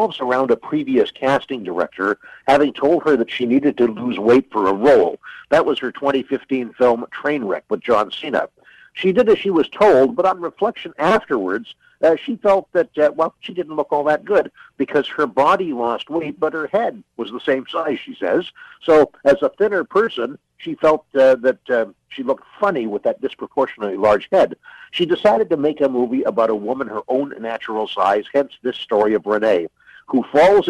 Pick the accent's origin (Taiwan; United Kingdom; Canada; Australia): Canada; as a Canadian